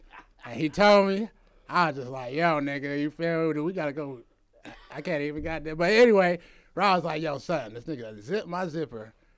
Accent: DeKalb County, Georgia, United States; growing up in DeKalb County

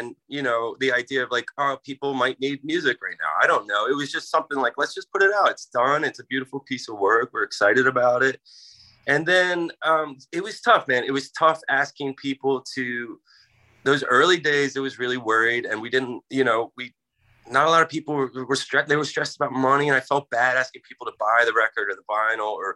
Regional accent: Philadelphia, Pennsylvania, United States; I grew up in Philly

